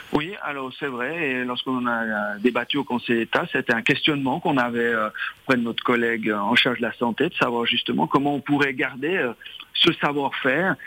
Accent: Dorénaz, Valais, Switzerland; also born or lived in Saint-Maurice; J'ai grandi à Doréna, j'étais à l'école à Saint-Maurice

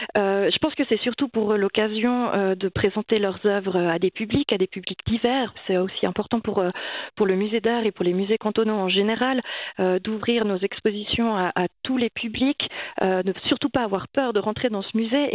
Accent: Monthey, Valais, Switzerland; J'ai grandi à Monter

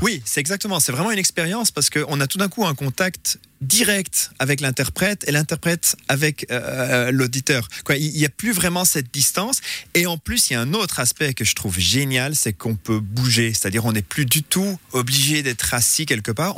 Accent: Aigle, Vaud, Switzerland; moved away as an adult; also born or lived in Lausanne / Corbeyrier; je suis né à Lausanne, mais on habitait à Corberier. et après à Aigle

